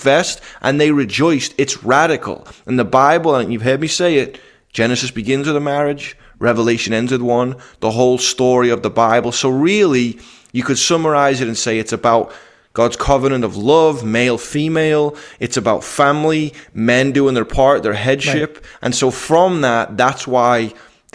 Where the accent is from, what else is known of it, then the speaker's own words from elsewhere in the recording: Liverpool, North West England, United Kingdom; moved away; I'm from Liverpool